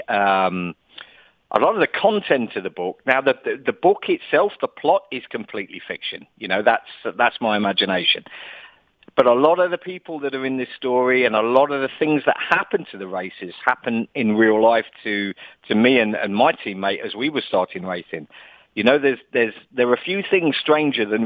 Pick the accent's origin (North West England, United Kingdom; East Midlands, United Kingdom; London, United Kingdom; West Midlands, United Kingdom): East Midlands, United Kingdom; Leicester; accent: English; now in Dubai, United Arab Emirates; I'm an English guy. I was born in the Midlands of England in a town called Leicester